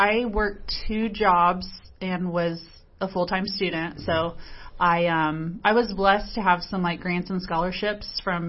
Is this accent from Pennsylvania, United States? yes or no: no; Selma, Indiana, United States; also born or lived in Muncie, Indiana / Florida / Lafayette, Indiana; I grew up in Selma, which is just a little town east of Muncie